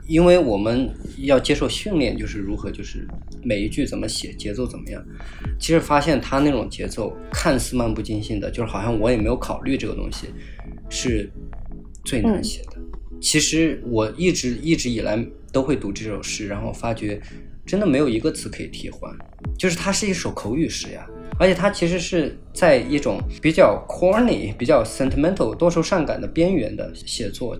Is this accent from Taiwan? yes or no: no; Sichuan, China; moved away as an adult; also born or lived in Illinois, United States; 我作为一个四川人从来没有看到那，那么大的雪